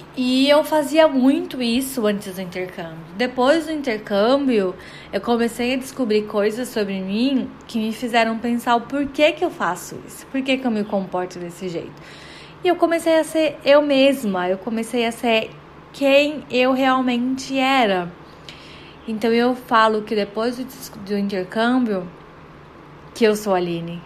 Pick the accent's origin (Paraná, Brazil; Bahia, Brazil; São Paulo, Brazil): São Paulo, Brazil; Guarujá; moved away as an adult; also born or lived in Belém, Pará / United States; eu na verdade sou de Belém, do Pará, gente, mas eu morei no Guarujá por praticamente toda a minha vida, desde que eu me lembro, assim, me entendo por gente.